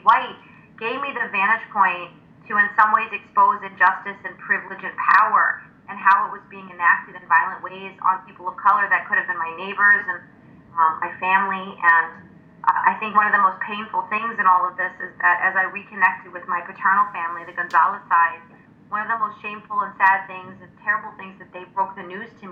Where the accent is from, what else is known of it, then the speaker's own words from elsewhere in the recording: Chicago, Illinois, United States; I am a Chicagoan, a native Chicagoan